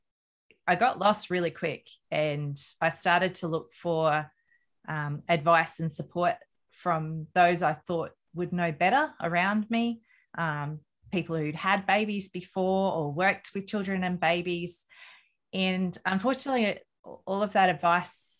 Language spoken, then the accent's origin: English; Australia; I'm an Australian mum of three children.